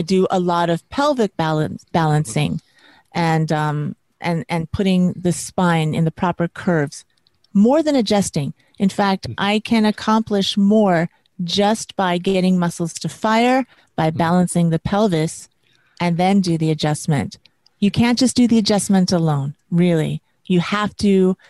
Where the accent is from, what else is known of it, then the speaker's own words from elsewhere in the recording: Las Vegas, Nevada, United States; moved away as an adult; also born or lived in New York City; I grew up in Las Vegas. I was born in Las Vegas, Nevada, and I was raised there.